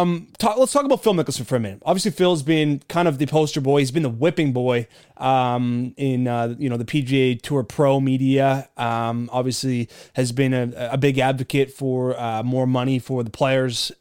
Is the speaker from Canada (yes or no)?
yes; Canada; I'm Canadian